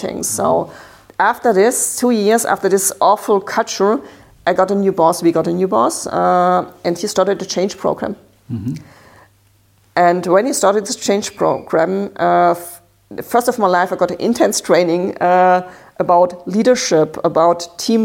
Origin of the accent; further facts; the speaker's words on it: Baden-Württemberg, Germany; English is a second language; I'm from Baden. It's near the French border.